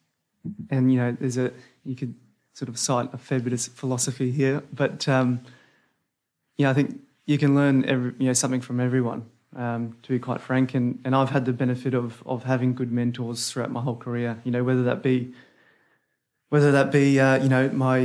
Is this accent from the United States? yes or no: no; North Queensland, Australia; I hail from North Queensland